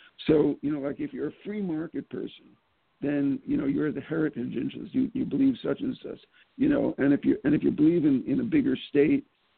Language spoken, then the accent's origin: English; New York City, New York, United States; I grew up in the Bronx.